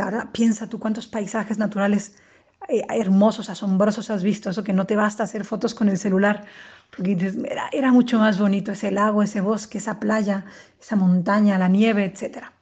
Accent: Guaymas, Sonora, Mexico; moved away as an adult; now in Madrid, Spain; Soy mexicana del norte de Guaymas, Sonora, pero eh, desde hace 10 años vivo en Madrid

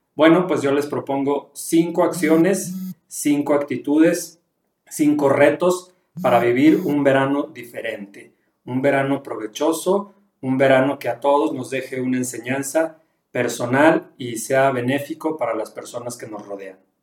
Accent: León, Guanajuato, Mexico; now in Durango, Mexico; yo vivo en Durango, soy originario de León, Guanajuato

